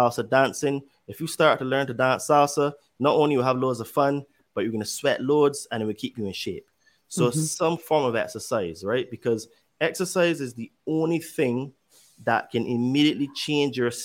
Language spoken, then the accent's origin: English; United Kingdom; I'm British